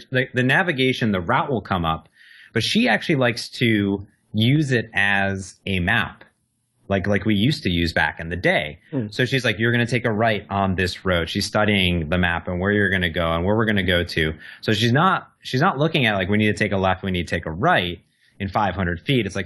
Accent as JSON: {"language": "English", "region": "Midwest", "country": "United States", "tie": "born or raised there", "said": "me and my sister were very similar growing up in the Midwest"}